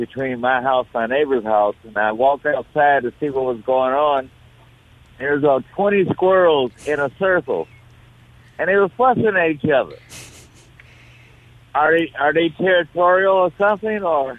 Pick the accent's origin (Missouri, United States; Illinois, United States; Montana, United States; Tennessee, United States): Illinois, United States; Chicago; now in Jackson, United States; I'm originally from Chicago. I'm in Jackson, Mississippi.